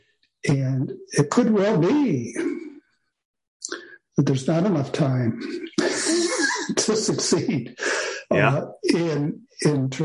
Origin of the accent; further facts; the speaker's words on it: Grand Rapids, Michigan, United States; I was born and raised in Grand Rapids, Michigan